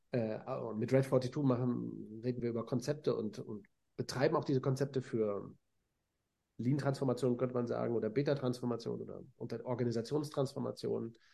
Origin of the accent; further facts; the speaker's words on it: Hannover, Lower Saxony, Germany; also ich habe in Hannover studiert, auch meiner Geburtsstadt und Heimatstadt.